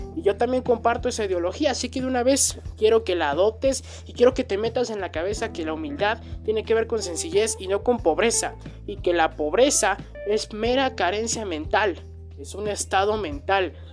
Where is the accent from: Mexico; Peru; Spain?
Mexico; en mi país, que es México